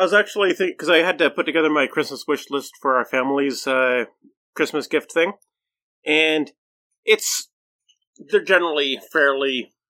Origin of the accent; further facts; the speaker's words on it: Brockville, Ontario, Canada; I grew up just outside of Brockville.